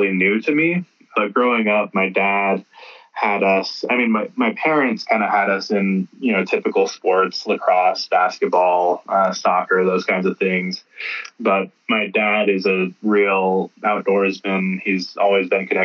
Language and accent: English; Klamath Falls, Oregon, United States; my family's been here in the Klamath Basin. I'm native, so I'm Klamath and Modoc tribes